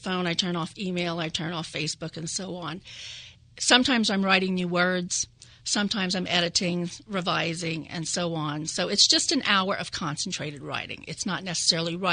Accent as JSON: {"language": "English", "region": "Louisiana", "country": "United States", "moved": "yes", "lives_now": "Delaware, United States", "said": "I'm from Louisiana, and I come from a long line of oral storytellers, Cajuns, Acadians, Louisiana French. I grew up in a bilingual household."}